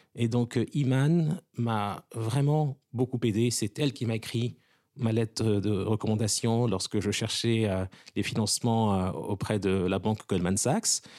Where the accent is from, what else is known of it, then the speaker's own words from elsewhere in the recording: Lomé, Maritime, Togo; also born or lived in Washington; now in New York, United States; Ça a commencé pour moi au Togo, puisque je suis né à Lomé de parents togolais.